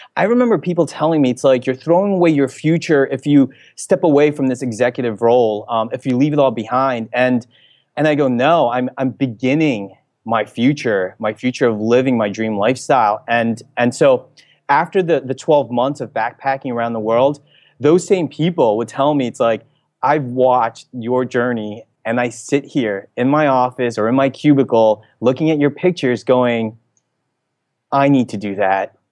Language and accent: English; New Jersey, United States; moved away as an adult; also born or lived in Philippines (ancestry); now in San Francisco, United States; I'm from the New Jersey area